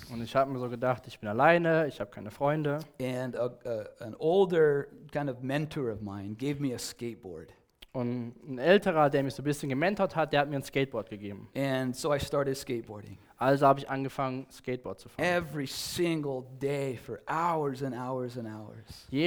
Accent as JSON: {"language": "English", "region": "California", "country": "United States", "tie": "born or raised there", "said": "For me, as as I was growing up in Southern California"}